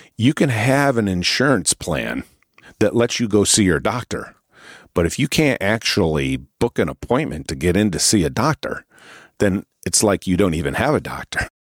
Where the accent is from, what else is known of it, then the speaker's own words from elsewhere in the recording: Northeast, United States; I'm from the Northeast